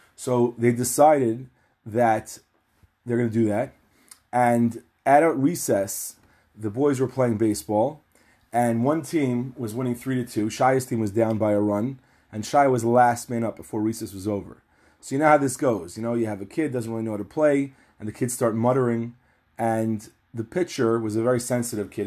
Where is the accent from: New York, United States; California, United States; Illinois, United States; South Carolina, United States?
New York, United States; New York City; In my town where I grew up in Far Rockaway, New York